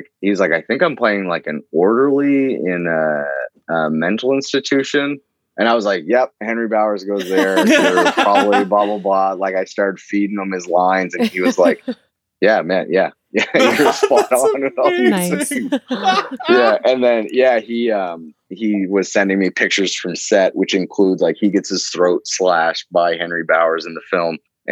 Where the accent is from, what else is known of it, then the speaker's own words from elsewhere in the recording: Fredericton, New Brunswick, Canada; accent: East Coast; growing up in New Brunswick, I never necessarily thought of it as a career. Like, Fredericton, New Brunswick is pretty far away from Hollywood.